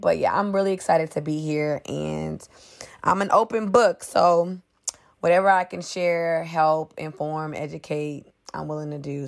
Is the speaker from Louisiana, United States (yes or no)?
yes; New Orleans, Louisiana, United States; moved away; I'm originally from New Orleans, Louisiana. So, Hurricane Katrina hit when I was ten. We lost everything